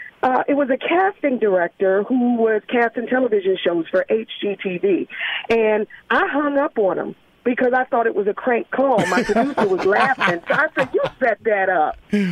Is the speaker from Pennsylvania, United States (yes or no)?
yes; Philadelphia, Pennsylvania, United States; So, you know, Rashawn, I grew up in North Philadelphia.